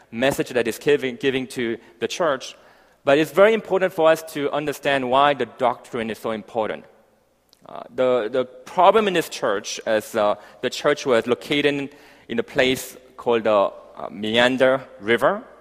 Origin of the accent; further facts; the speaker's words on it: Malawi; Malawi. And I grew up um, in Africa for the next 10 years, hence my, my, my accent uh, kind of rolled up somewhere there.